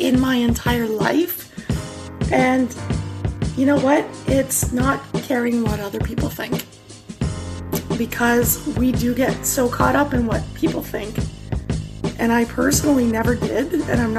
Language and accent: English; near Niagara Falls, Ontario, Canada; I am from Ontario, Canada, near Niagara Falls.